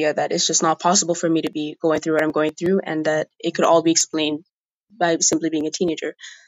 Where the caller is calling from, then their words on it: Mozambique; Hey, Molly. … I'm recording from Mozambique, and I'm also 15